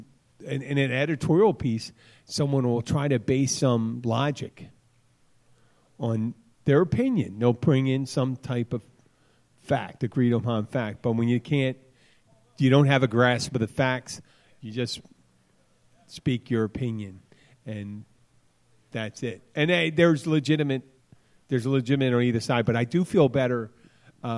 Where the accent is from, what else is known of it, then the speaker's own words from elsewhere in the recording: Philadelphia, Pennsylvania, United States; accent: Philly; my Philly accent